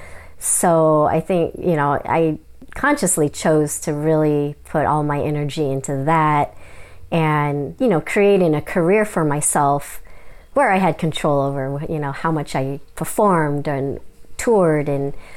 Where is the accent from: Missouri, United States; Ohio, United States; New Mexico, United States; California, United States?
California, United States; any other California girl